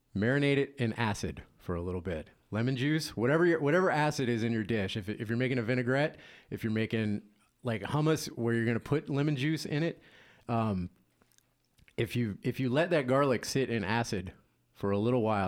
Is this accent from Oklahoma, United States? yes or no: no; Louisiana, United States; moved away; I'm originally from Louisiana